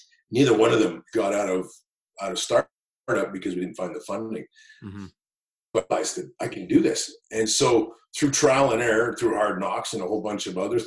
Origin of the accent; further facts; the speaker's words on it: Kelowna, British Columbia, Canada; growing up in Kelowna